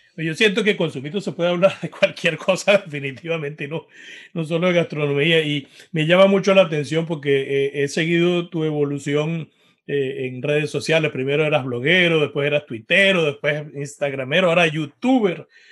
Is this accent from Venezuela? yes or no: yes; Venezuela; nosotros como venezolanos